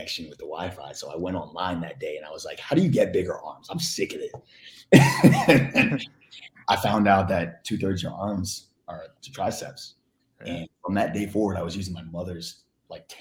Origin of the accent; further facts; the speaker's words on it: Florida, United States; moved away as an adult; also born or lived in Philadelphia, Pennsylvania; now in California, United States; I was born in Philly and I grew up in Florida for about 14, 15 years before I came to Cali, which is where I am now